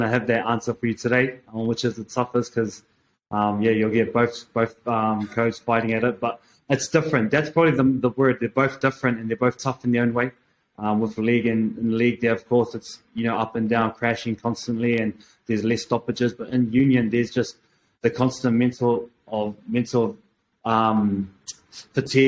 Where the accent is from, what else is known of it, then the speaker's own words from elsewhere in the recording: Auckland, New Zealand; I grew up in Auckland